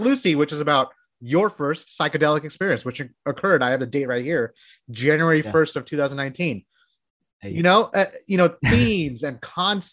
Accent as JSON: {"language": "English", "country": "Bangladesh", "moved": "yes", "lives_now": "United States", "said": "I'm from Bangladesh, by the way. So I moved here into the States in like the early 90s"}